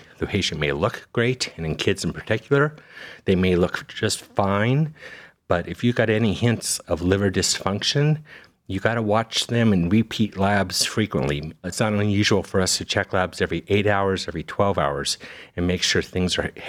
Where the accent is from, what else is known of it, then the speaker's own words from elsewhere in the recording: Las Vegas, Nevada, United States; moved away as an adult; also born or lived in Cincinnati, Ohio / Birmingham, Alabama; now in Cleveland, United States; I was born and raised in Las Vegas, so Western boy. But after high school, I've spent the rest of my training and career in the Midwest primarily.